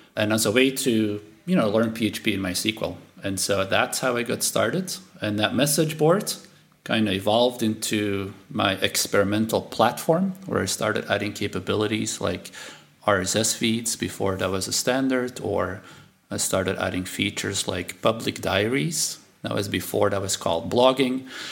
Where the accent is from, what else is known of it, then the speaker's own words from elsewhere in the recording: Belgium; first language Dutch; English is a second language; moved away; I'm from Belgium